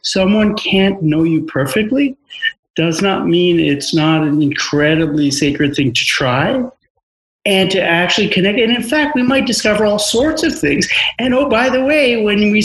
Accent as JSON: {"language": "English", "region": "New York", "country": "United States", "tie": "born or raised there", "also_born_or_lived": "India", "moved": "yes", "said": "I'm an Indian growing up in New York"}